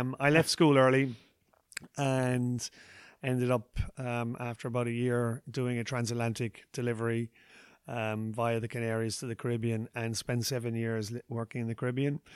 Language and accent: English; Ballinskelligs, Munster, Ireland; interviews, uh, in my hometown